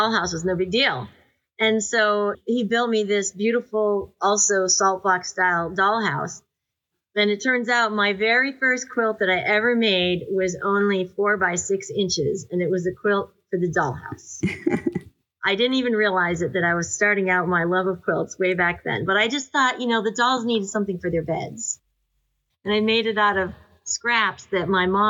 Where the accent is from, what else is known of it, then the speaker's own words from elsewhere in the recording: Amherst, New Hampshire, United States; moved away as an adult; also born or lived in Haverhill, Massachusetts / Cambridge, Massachusetts / Massachusetts; now in Rhode Island, United States; I grew up through the high school years in Amherst